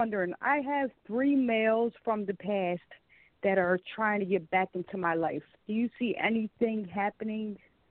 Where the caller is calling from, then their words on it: Philadelphia, Pennsylvania, United States; My birthday is October 10, 1970, and I'm calling from Philadelphia, Pennsylvania.